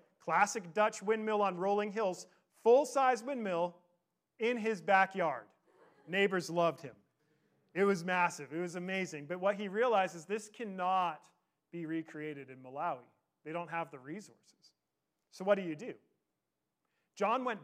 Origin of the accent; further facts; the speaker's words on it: Victoria, British Columbia, Canada; I grew up in Victoria